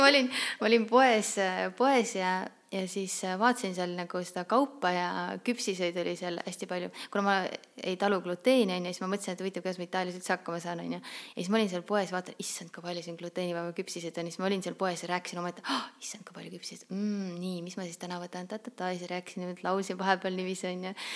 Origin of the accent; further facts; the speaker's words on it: Saare County, Estonia; moved away as an adult; now in Tallinn, Estonia; mina olen pärit Saaremaalt. Äh, õppisin ma siis, äh, põhikooli õppisin maakoolis ja keskkooli läksin edasi Kuressaarde gümnaasiumisse